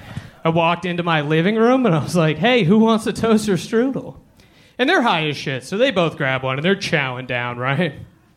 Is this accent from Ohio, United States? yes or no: no; Worcester, Massachusetts, United States; moved away as an adult; now in Austin, United States; I'm from Worcester, Massachusetts. That's where I started. I moved here in July.